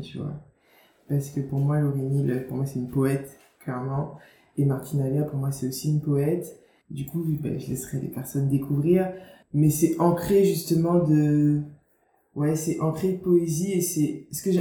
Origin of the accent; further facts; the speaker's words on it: Guadeloupe; accent: Guadeloupean; moved away as an adult; also born or lived in Marseille / La Rochelle / Bordeaux; quand j'ai eu 3 ans, mes parents ont déménagé, se sont installés en Guadeloupe. Du coup, j'ai grandi en Guadeloupe jusqu'à mes 18 ans.